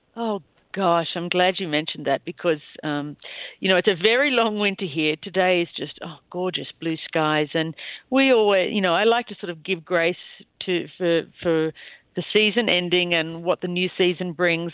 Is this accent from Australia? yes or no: yes; Bowral, New South Wales, Australia; moved away as an adult; now in Wyoming, United States; I'm from a small town called Bowral, which is in between Sydney and Canberra